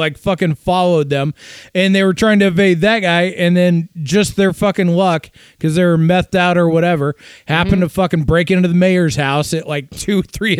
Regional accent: Iowa, United States; born or raised there; moved away

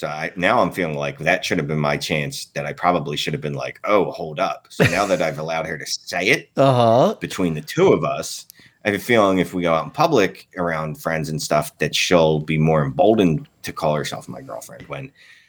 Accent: Canada; I'm Canadian

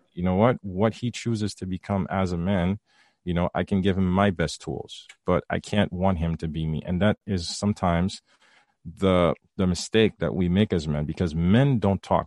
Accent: Haiti; I was raised in the Caribbean, raised Haitian

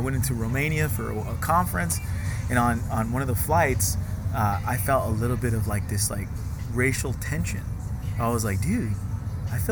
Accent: United States; accent: American; my American accent

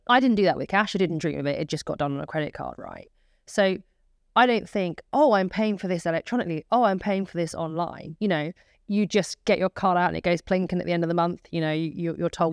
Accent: United Kingdom; as British citizens

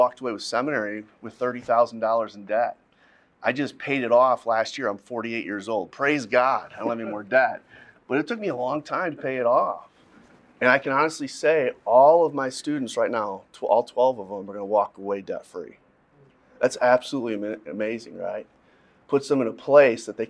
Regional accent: Midwest, United States; I'm from the Midwest

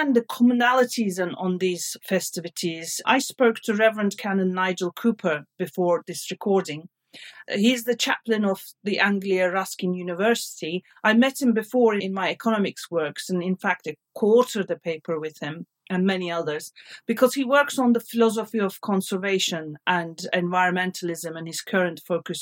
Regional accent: Turkey; moved away; when I was growing up in Turkey

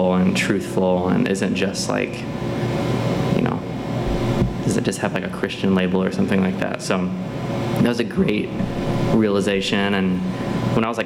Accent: Maryville, Tennessee, United States; moved away as an adult; also born or lived in Knoxville, Tennessee; I grew up in East Tennessee. I was born in Knoxville

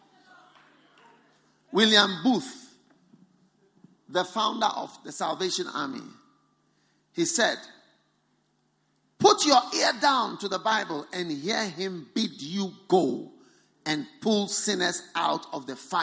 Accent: Ghana; I have come from Ghana. I've come from Ghana to this Botswana.

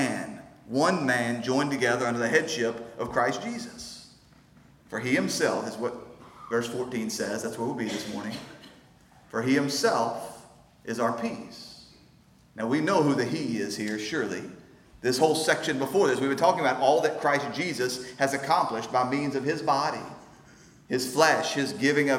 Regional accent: United States; growing up in America, where we don't feel the same Jew-Gentile division

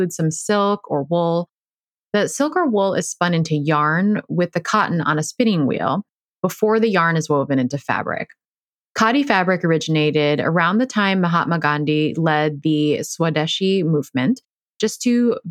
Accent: Chicago, Illinois, United States; I am from Chicago.

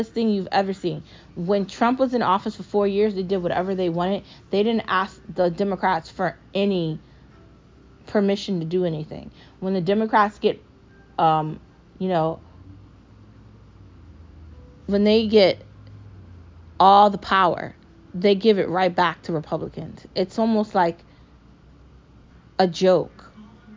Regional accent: United States; I'm an American.

